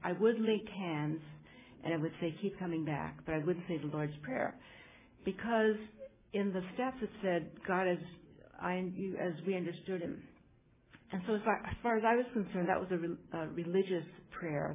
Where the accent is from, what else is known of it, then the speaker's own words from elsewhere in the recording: United States; I'm Chinese American